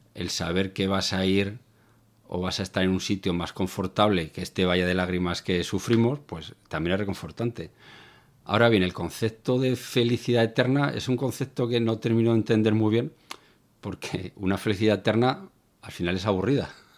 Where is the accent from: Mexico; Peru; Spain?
Spain; Zaragoza, Aragon; moved away as an adult; now in Algeciras, Spain; Yo soy del norte, de Zaragoza, pero llevo más de 20 años viviendo en el sur, en Algeciras